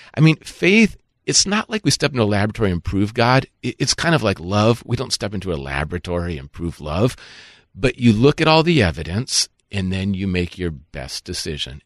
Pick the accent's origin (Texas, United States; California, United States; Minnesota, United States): Minnesota, United States; I grew up in Minnesota